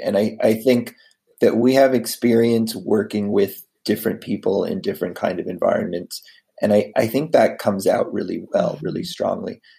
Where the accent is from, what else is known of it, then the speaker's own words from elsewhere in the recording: United States; also born or lived in Boston, Massachusetts; I am originally from uh, outside of DC. My dad worked for the government um, most of my life. I mean, before that, I I was born in Boston, but uh, then lived around DC.